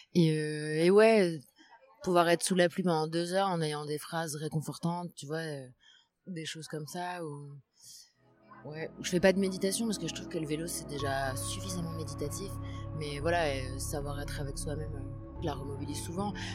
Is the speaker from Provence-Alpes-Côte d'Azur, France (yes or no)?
no; Paris, Île-de-France, France; also born or lived in Madrid, Spain; Je viens de Paris, je suis née à Paris. Après, j'ai vécu trois ans à Madrid, en Espagne